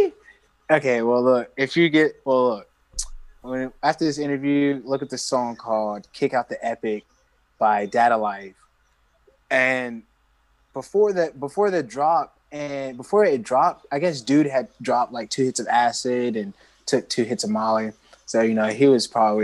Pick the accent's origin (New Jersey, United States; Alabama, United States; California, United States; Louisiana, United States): Alabama, United States; I'm from Alabama.